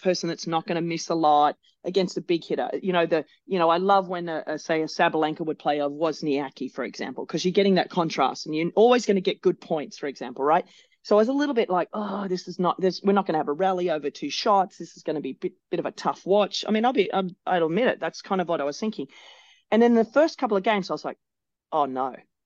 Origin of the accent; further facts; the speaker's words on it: Australia; as an Australian